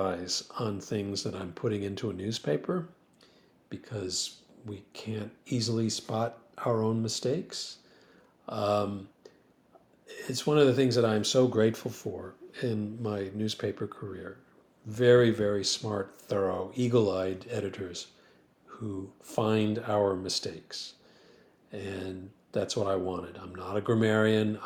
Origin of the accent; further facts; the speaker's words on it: Grand Rapids, Michigan, United States; now in Philadelphia, United States; I found a firm that just happened to be in Grand Rapids, my hometown